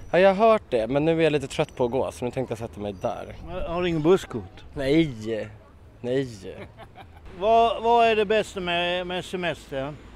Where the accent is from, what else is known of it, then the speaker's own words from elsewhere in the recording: Stockholm, Stockholm County, Sweden; Jag är från Stockholm annars.